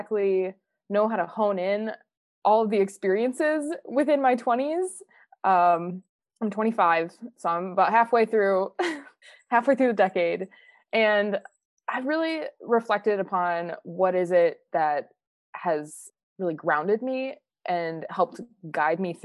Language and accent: English; Minnesota, United States; moved away as an adult; I'm from Minnesota